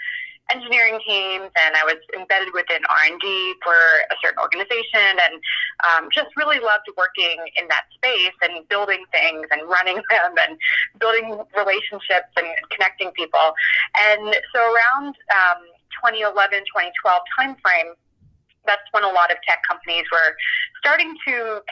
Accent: Philadelphia, Pennsylvania, United States; moved away; I'm from Philadelphia originally

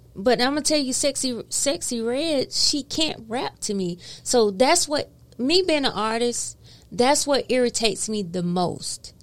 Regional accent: the South, United States; I'm from the South.

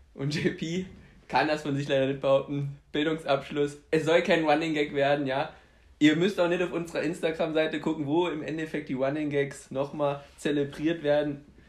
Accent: Saarbrücken, Saarland, Germany; also born or lived in Poland; wir sind aus Saarbrücken

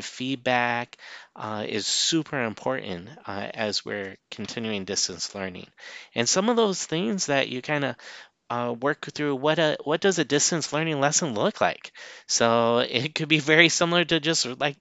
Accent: Illinois, United States; moved away; I'm from Illinois originally

